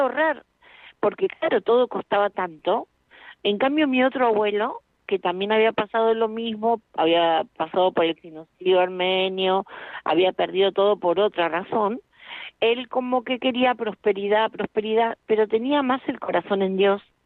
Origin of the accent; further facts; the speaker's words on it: Argentina; yo nací en Argentina